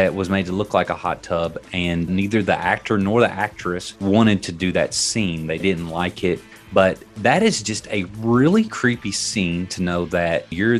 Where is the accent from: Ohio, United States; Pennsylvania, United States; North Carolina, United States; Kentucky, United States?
Kentucky, United States; Bowling Green; I'm from Bowling Green, Kentucky. I podcast out of Bowling Green, Kentucky